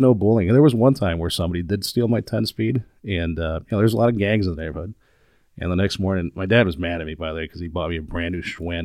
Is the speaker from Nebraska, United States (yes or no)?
no; Chicago, Illinois, United States; moved away as an adult; now in Minneapolis, United States; Chicago. I was born and raised there